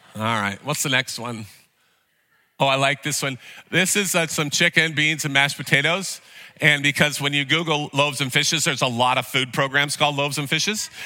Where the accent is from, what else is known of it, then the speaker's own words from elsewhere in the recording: Vernonia, Oregon, United States; I grew up in Sunday school in a small town in Vernonia